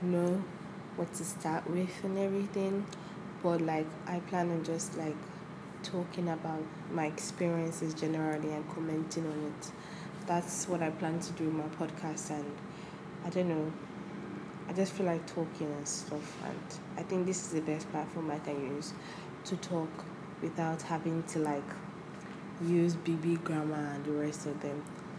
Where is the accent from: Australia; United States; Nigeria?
Nigeria; also born or lived in Lagos; I'm a law student from the University of Lagos. That's right, I'm Nigerian, I live in Lagos